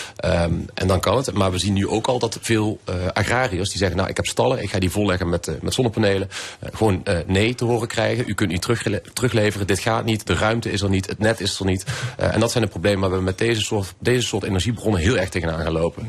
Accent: Venlo, Limburg, Netherlands; in Venlo, de gemeente waar ik vandaan kom

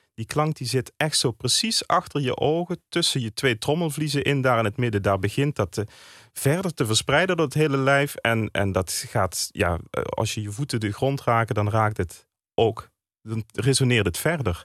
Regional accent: Landgraaf, Limburg, Netherlands; Ik kom uit Landgraaf.

